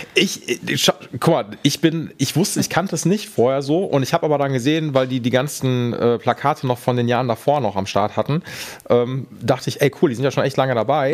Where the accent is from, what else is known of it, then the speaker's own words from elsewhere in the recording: Essen, North Rhine-Westphalia, Germany; ich komme aus Essen und bin in Essen